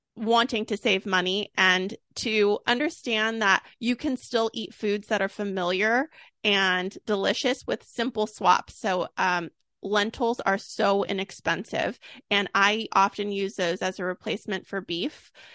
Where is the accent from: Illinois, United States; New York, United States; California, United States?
California, United States; Sacramento; I'm from Sacramento.